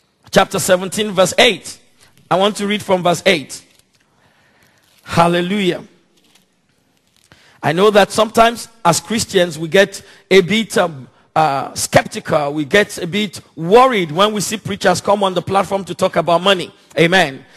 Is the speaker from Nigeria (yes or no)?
yes; Nigeria; now in London, United Kingdom; Nigeria, my home country where I come from